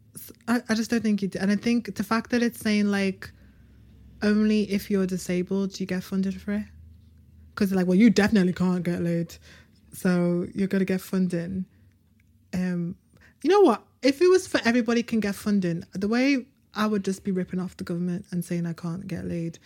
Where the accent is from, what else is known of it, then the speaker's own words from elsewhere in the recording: United Kingdom; we're British